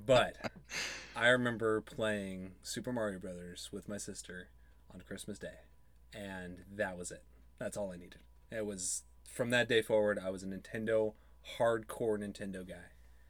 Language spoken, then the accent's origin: English; Frazier Park, California, United States; moved away; also born or lived in Long Beach / Simi Valley; LBC. Yep. Lived in Fraser Park, a little mountain town, most of my life. And then, most of my impressionable years, and then when I was 11 or 12, we moved to Simi Valley area